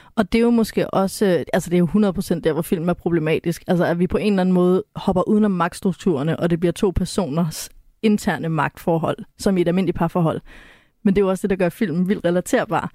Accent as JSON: {"language": "Danish", "area": "West Jutland", "region": "Central Denmark Region", "country": "Denmark", "tie": "born or raised there"}